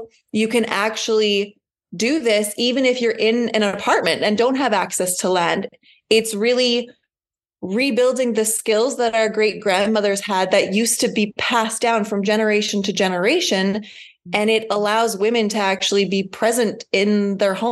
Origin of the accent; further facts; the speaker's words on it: just outside Winnipeg, Manitoba, Canada; I am from Manitoba, just outside Winnipeg.